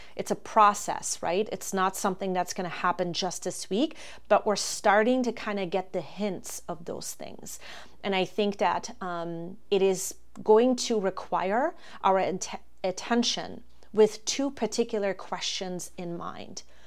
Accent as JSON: {"language": "English", "country": "Germany", "tie": "born or raised there", "moved": "as an adult", "lives_now": "Florida, United States", "said": "I am originally from Germany. That's where I was born and raised."}